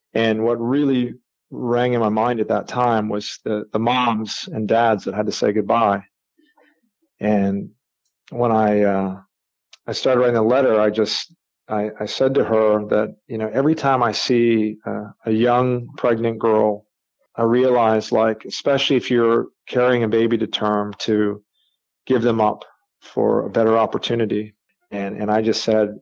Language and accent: English; Canada; I grew up in Canada